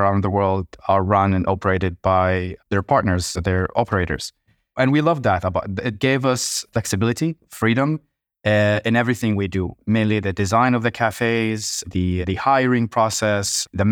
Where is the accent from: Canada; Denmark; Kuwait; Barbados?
Kuwait; growing up in Kuwait